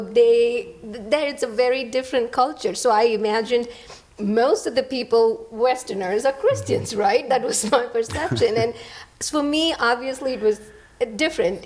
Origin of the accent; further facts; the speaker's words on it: India; English is a second language; moved away